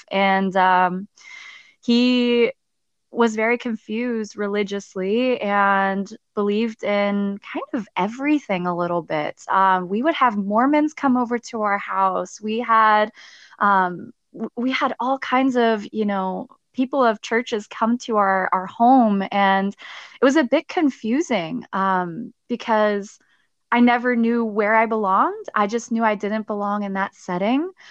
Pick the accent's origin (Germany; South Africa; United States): Germany; Stuttgart, Baden-Württemberg; So I was actually, so I'm originally from Germany. I'm from Stuttgart, Germany. I grew up there, um, military family.